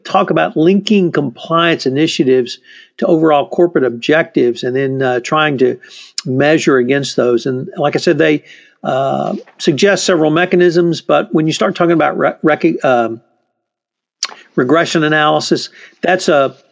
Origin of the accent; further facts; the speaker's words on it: the South, United States; as a Southerner